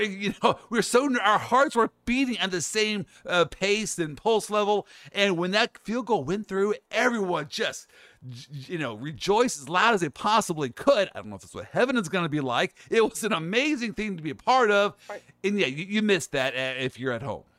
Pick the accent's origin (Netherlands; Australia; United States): United States; Kansas City, Missouri; moved away as an adult; now in Orlando, United States; I'm from Kansas City. I lived in Kansas City all my life